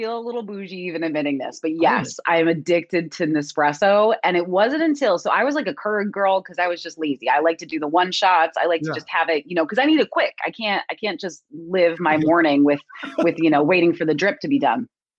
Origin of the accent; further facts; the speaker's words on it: New Jersey, United States; Technically, I'm in an area that nobody believes exists called Central Jersey. People seem to think that there's like North and South, but there is a Central. I am due east of Philadelphia on the beach.